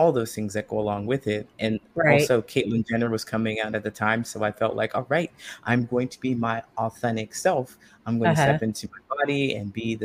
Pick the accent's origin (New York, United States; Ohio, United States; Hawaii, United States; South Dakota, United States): Ohio, United States; moved away as an adult; also born or lived in California; I grew up in a small town in Ohio